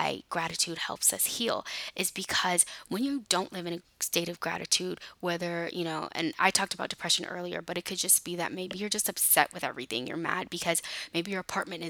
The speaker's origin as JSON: {"language": "English", "region": "California", "country": "United States", "also_born_or_lived": "Houston", "moved": "as an adult", "said": "I'm from California, but I was living there because I went to school"}